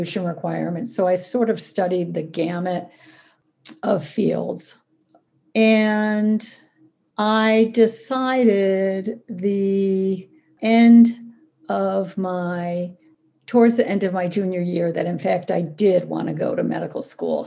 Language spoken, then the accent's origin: English; Ithaca, New York, United States; I grew up in Ithaca where I live now